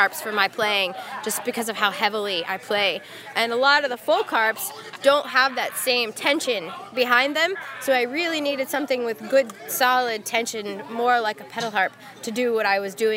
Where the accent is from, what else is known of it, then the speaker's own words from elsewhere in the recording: Dublin, Ohio, United States; we're from Dublin, Ohio